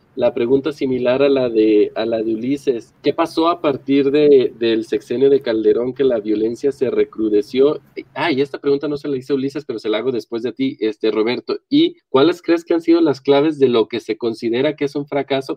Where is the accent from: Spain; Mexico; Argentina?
Mexico; Nosotros, pues, evidentemente como mexicanos que viven en este país